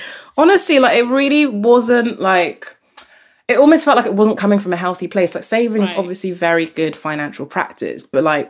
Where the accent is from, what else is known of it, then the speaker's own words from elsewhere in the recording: Nigeria; now in London, United Kingdom; my class status changed from when we moved from Nigeria to London